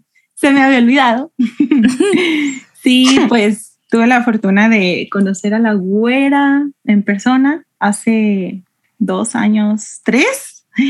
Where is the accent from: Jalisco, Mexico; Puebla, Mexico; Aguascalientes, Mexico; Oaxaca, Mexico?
Aguascalientes, Mexico; soy de Aguascalientes